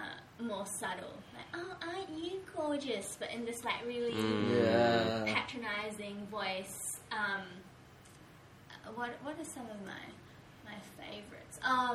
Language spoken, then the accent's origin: English; New Zealand; as a New Zealander, I could go into Japan on that visa. Like, my brownness doesn't matter at that point